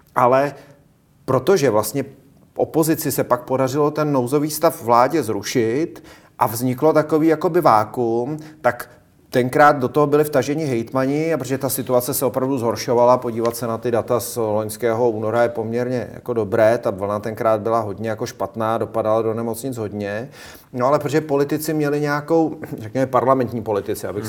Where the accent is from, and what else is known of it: Czechia